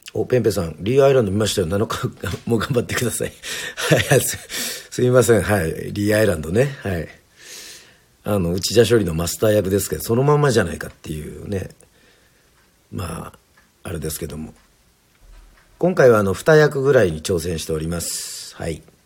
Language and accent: Japanese; Yoron, Kagoshima, Japan; その水で要は生まれ育って